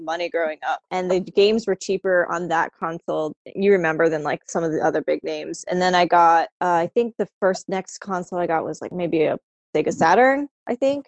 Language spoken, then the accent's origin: English; Florida, United States; born or raised there; now in DC, United States